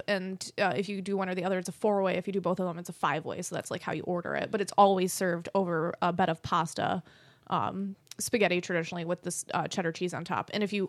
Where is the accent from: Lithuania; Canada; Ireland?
Ireland; See, but I'm Irish, so potatoes are the only vegetable I need.